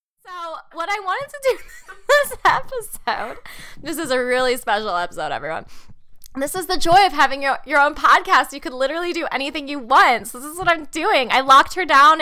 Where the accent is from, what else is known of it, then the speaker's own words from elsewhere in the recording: Munster, Indiana, United States; moved away; I am back in Northwest Indiana, aka my hometown, Munster, Indiana